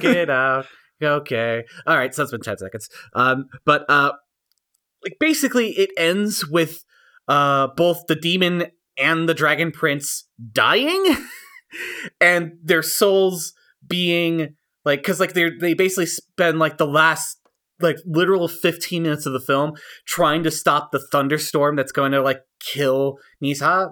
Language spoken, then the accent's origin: English; United States; I'm an American. I'm a white guy in America